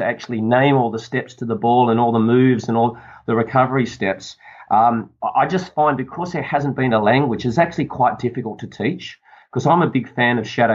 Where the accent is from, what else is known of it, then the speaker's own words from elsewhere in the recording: Sydney, New South Wales, Australia; I come from Sydney, which is a beautiful place for the world, Sydney, Australia. Which I love living here.